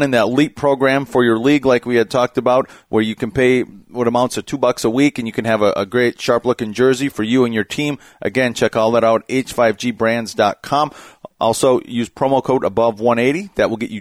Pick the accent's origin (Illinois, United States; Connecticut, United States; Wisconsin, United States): Wisconsin, United States; as someone who grew up in the Midwest, I grew up in Wisconsin